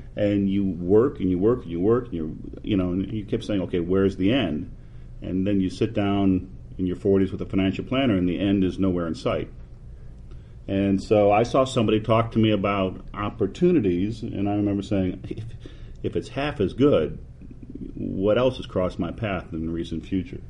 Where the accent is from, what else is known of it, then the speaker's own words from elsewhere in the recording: Detroit, Michigan, United States; moved away as an adult; also born or lived in Pittsburgh; now in Texas, United States; I grew up in the Detroit area